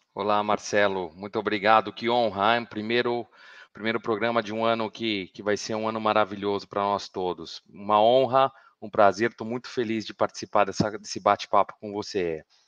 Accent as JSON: {"language": "Portuguese", "town": "Araraquara", "region": "São Paulo", "country": "Brazil", "moved": "as an adult", "lives_now": "Milan, Italy", "said": "eu sou do interior de São Paulo, uh, sou de Araraquara"}